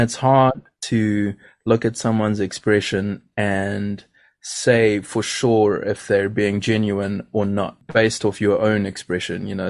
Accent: Durban, KwaZulu-Natal, South Africa; growing up where I grew up, I grew up in Durban

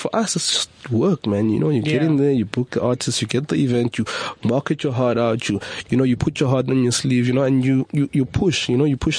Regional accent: West Rand, Gauteng, South Africa; I'm from the West Rand and I grew up with a family with two strict parents

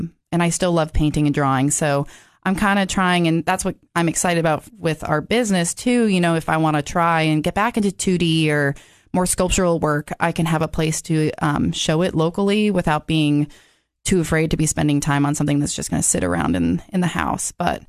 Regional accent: Massachusetts, United States; also born or lived in Georgia / Wisconsin; I was born in Georgia, but I don't remember it. So when I was 2, moved to Wisconsin, and basically I grew up in Massachusetts.

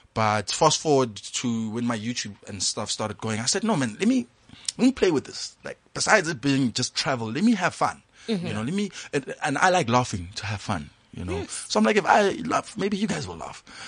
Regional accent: Hammanskraal, Gauteng, South Africa; also born or lived in Klerksdorp; I was raised in Hammanskraal by a family full of women

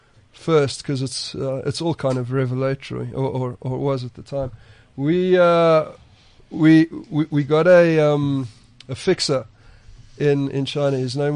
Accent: South Africa; as a South African journalist and an African journalist

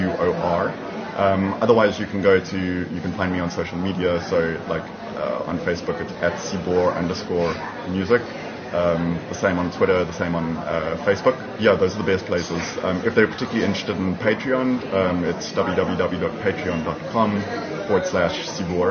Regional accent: Durban, KwaZulu-Natal, South Africa; now in Cape Town, South Africa; I'm originally from Durban

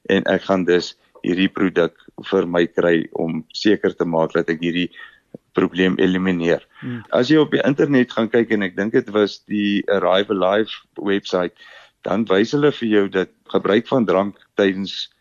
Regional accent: Namibia; moved away as an adult; now in Bloemfontein, South Africa; Ek kom oorspronklik uit Namibië uit. Ek het daar skool gegaan, groot geword.

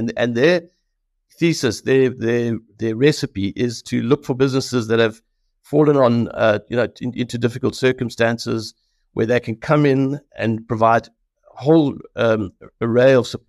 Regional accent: South Africa; as a South African

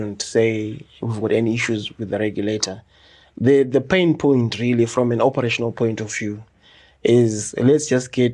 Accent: Chitungwiza, Mashonaland East, Zimbabwe; I grew up in Chitungwiza. I went to Farai Primary School

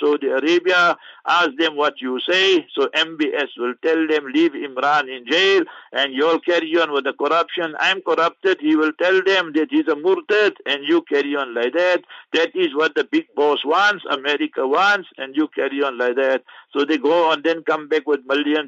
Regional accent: South Africa; also born or lived in Rustenburg; We are South African citizens

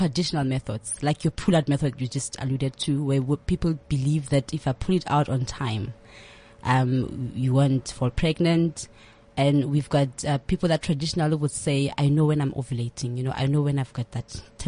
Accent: Thaba Nchu, Free State, South Africa; moved away as an adult; also born or lived in Durban, South Africa; now in Johannesburg, South Africa; I'm born in Tabanchu in the Free State.

